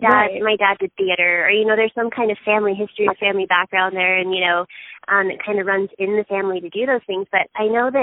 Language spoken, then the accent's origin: English; southeast Texas, United States; moved away as an adult; also born or lived in Houston; now in Utah, United States; I am originally from Texas